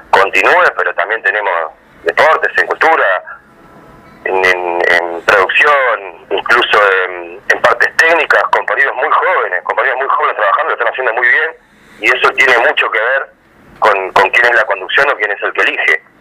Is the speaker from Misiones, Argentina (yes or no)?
no; Avellaneda, Buenos Aires Province, Argentina; yo además soy vecino de Avellaneda, nací en Avellaneda, crecí en Avellaneda, acá me, estoy, me radicar, estoy haciendo mi casa, estudié acá, eh, jugué al fútbol acá